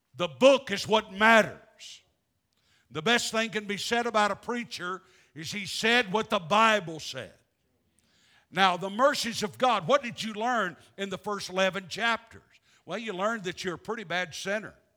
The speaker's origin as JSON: {"language": "English", "region": "the American South", "country": "United States", "said": "I'm a Southerner."}